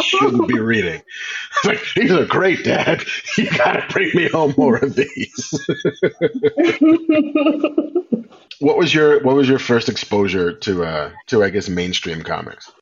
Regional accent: New York, United States; I grew up in New York

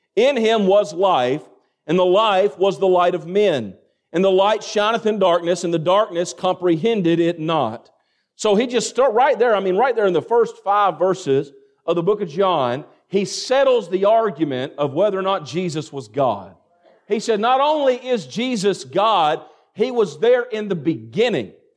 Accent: Greene County, Kentucky, United States; Where I come from, I mean, I'm surrounded by cornfields, and a lot of y'all know what that's like. Amen. And in Greene County, Kentucky, my graduating class, we had one hundred and eight students.

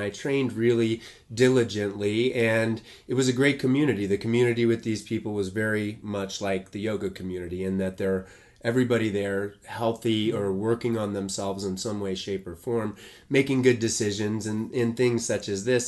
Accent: Boulder, Colorado, United States; I grew up in Boulder.

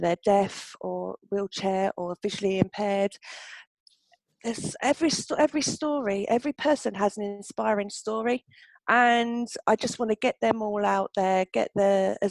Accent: Milton Keynes, South East England, United Kingdom; Milton Keynes, of course, my hometown

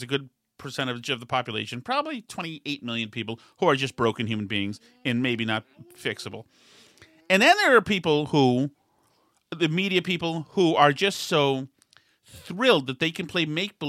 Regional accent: Scranton, Pennsylvania, United States; also born or lived in Delaware; Always from two places. I'm from Scranton and then Delaware.

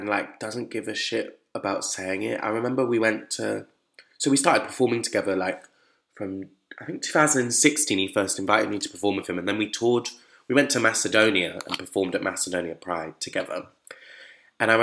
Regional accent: Bristol, South West England, United Kingdom; I wasn't from London, I come from Bristol

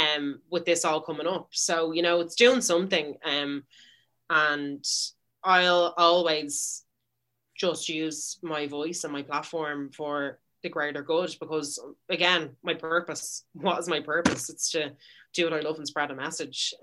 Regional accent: Dublin, Leinster, Ireland; I'm Irish. I was literally born in the Rotunda.

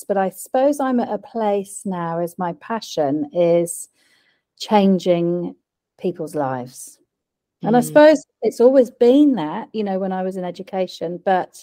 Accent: Wiltshire, South West England, United Kingdom; moved away as an adult; now in New Zealand; I was born in the UK

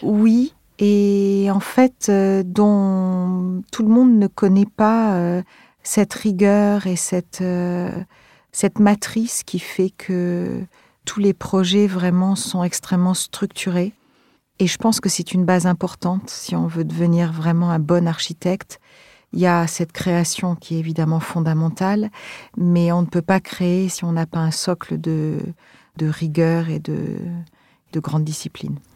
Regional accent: Montpellier, Occitania, France; also born or lived in Marseille; Plus tard, j'ai grandi à Montpellier, donc toujours euh, près de la Méditerranée

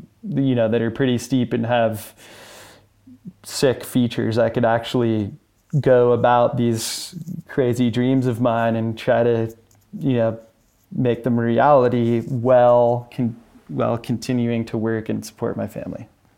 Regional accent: Lake Tahoe, California, United States; also born or lived in Oakland; I grew up, I was born in the Bay Area. We lived in Oakland, California until we were about six or so. And then we ended up moving to Lake Tahoe.

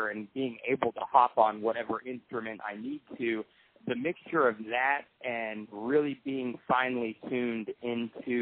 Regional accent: Tennessee, United States; we're from Tennessee

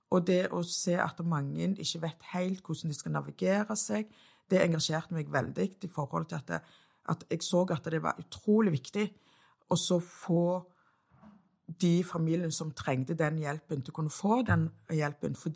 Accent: Stavanger, Rogaland, Norway; Storhaug, som jeg er så stolt av. Født og oppvokst på Storhaug.

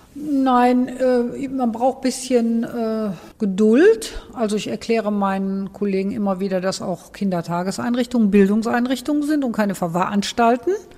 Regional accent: Cologne, North Rhine-Westphalia, Germany; moved away as an adult; Ich bin in Bickendorf aufgewachsen

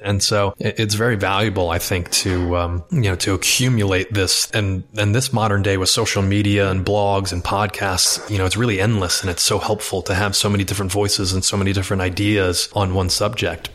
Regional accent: Westport, Connecticut, United States; moved away as an adult; also born or lived in Los Angeles; I grew up in Westport, Connecticut

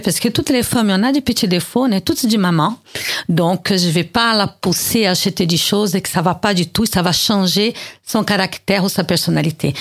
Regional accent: Brazil; accent: Brazilian; now in France; Je suis née au Brésil

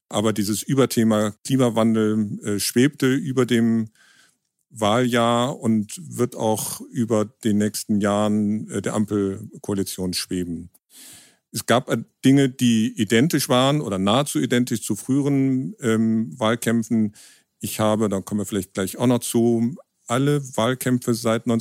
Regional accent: Bonn, North Rhine-Westphalia, Germany; now in Hamburg, Germany; im Hauptberuf Dokumentarfilmer. Ich komme aus Bonn, also der alten Hauptstadt, wohne in Hamburg

